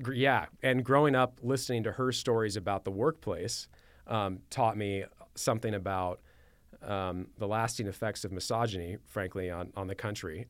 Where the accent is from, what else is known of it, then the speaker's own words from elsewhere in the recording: Manhattan Beach, California, United States; also born or lived in Torrance; born and raised in Southern California